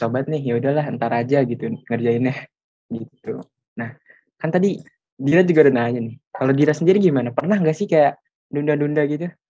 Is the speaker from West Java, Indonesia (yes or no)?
yes; Bekasi, West Java, Indonesia; gue dari Bekasi